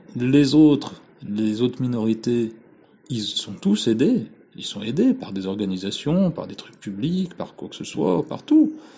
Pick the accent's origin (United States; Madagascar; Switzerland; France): France; je suis français